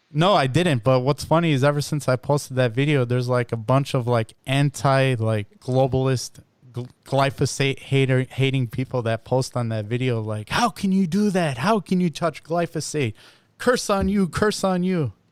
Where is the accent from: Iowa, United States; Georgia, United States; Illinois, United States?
Illinois, United States; I'm also from Illinois, but uh, I'm in Naperville